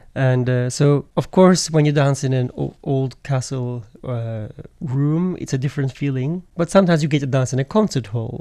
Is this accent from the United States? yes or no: no; Turkey